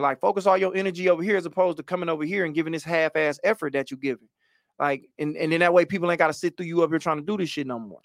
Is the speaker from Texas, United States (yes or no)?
no; Oak Park, Michigan, United States; I'm from Oak Park, but I take the Detroit moniker on